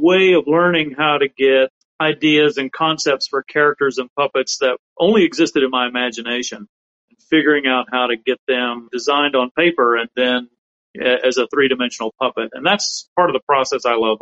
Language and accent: English; South Alabama, United States; where I grew up in South Alabama